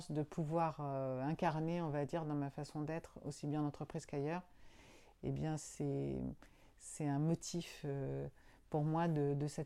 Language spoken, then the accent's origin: French; Agnos, Nouvelle-Aquitaine, France; Euh, peut-être Agnos c'est ma ville natale, euh, certainement.